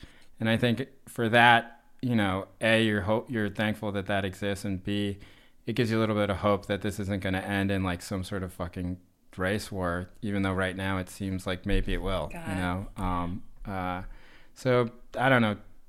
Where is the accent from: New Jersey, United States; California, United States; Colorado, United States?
New Jersey, United States; I grew up in suburban New Jersey with lots of other Asians and related a lot more to Andy and Tammy's experiences growing up.